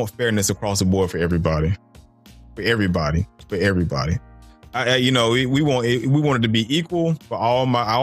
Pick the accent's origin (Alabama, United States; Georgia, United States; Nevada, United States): Georgia, United States; Stone Mountain; me growing up in Stone Mountain, they were still doing Confederate reenactments when I was growing up in Stone Mountain Park